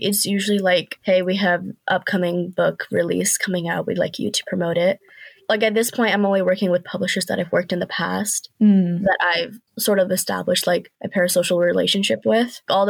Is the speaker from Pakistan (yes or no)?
yes; Pakistan; Like being Pakistani myself, I do, you know, no, yeah, we're all Pakistani.